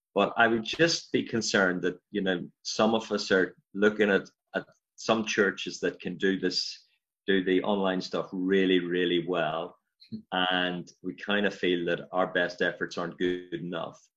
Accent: County Armagh, Northern Ireland, United Kingdom; moved away as an adult; now in Glasgow, United Kingdom; as you probably picked up from the accent, I'm from Ireland originally, um, Northern Ireland, County Armagh.

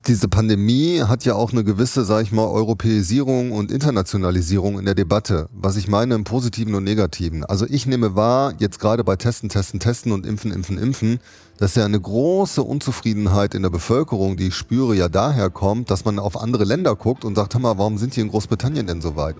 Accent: Düsseldorf, North Rhine-Westphalia, Germany; in meiner Heimatstadt Düsseldorf

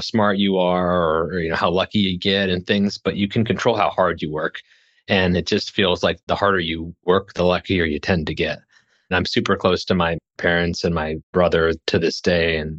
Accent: Lincoln, Nebraska, United States; also born or lived in Hastings, Nebraska; I'm from Nebraska. I was born in a small town in central Nebraska

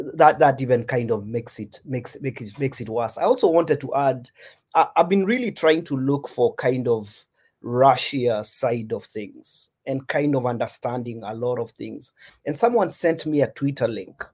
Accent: Kenya; As Kenyans, yeah, as Kenyan writers

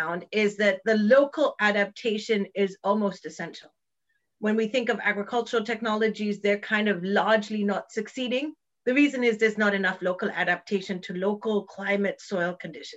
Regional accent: Kenya; I'm actually Kenyan

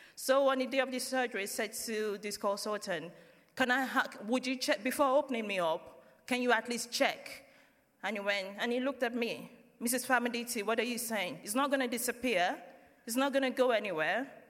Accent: Nigeria; moved away as an adult; now in United Kingdom; we're from Nigeria. I've been in family church since I moved to the UK in 2009

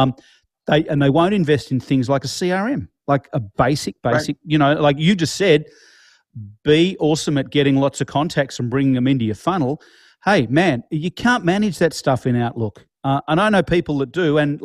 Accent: Melbourne, Victoria, Australia; We are in my hometown of Melbourne.

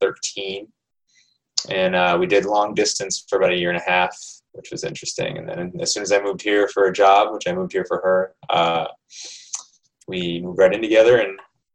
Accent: Phoenix, Arizona, United States; No, I'm from Phoenix.

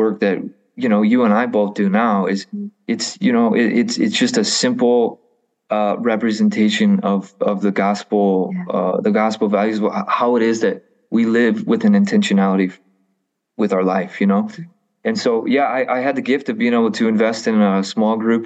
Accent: the Midwest, Illinois, United States; I grew up in a wonderful home. I am a product of Catholic education and, being a Catholic is very much an identity thing here in the Midwest

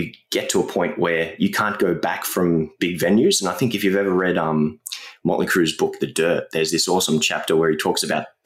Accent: Australia; growing up in Australia

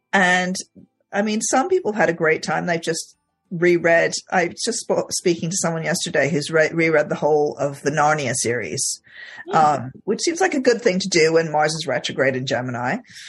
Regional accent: Egypt; I grew up in Egypt, and he did the occasional like really tiny speaking part in Egyptian movies.

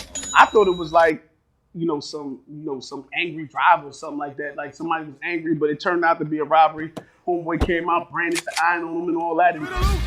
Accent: Jamaica; You know, you Haitian, I'm Jamaican.

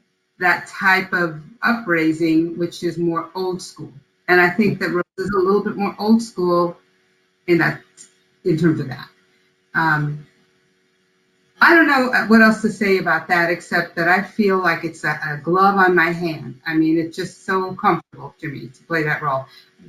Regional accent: United States; first language Spanish; I was born here in the U.S. and I speak English, I'm not sure that it's even my first language

